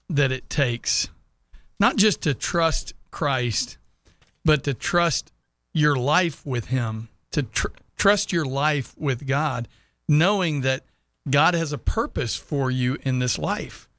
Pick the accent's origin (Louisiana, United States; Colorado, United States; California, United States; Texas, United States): Texas, United States; Sugar Land; moved away; I'm from Houston